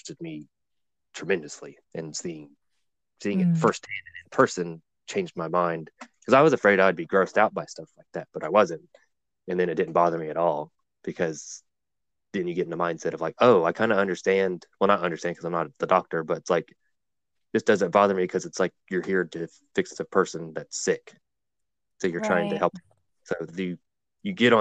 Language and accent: English; Blue Ridge Mountains, Virginia, United States; growing up where I grew up, I am originally from Virginia in the Blue Ridge Mountains